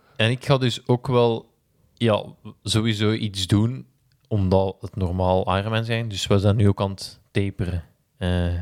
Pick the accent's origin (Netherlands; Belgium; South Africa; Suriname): Belgium; als Belgen